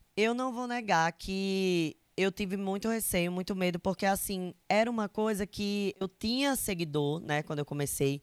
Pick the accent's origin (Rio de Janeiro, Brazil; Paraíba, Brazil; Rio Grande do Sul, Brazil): Paraíba, Brazil; interior of; accent: Nordestino; é interior da Paraíba, sabe? O meu sotaque é muito forte